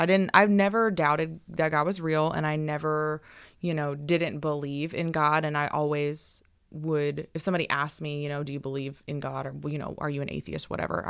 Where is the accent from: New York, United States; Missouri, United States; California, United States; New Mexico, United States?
California, United States; So I grew up in a Christian household. I grew up in Northern California, so that's not as common up there, but we were in church all the time